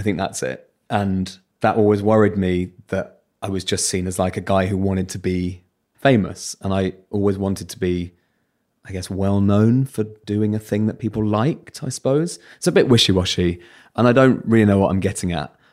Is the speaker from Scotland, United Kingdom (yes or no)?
no; Bromley, London, United Kingdom; accent: Southern; It's very normal Bromley-based childhoods